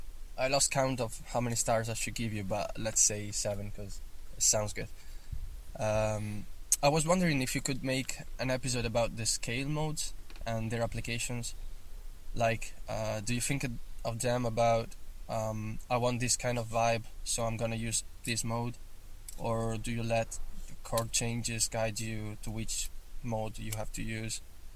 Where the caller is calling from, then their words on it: Italy; Hi, guys. … from Italy.